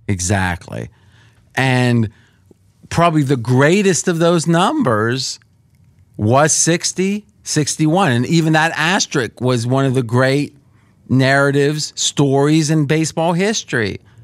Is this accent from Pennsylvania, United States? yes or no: yes; Pittsburgh, Pennsylvania, United States; now in Las Vegas, United States; I grew up around Pittsburgh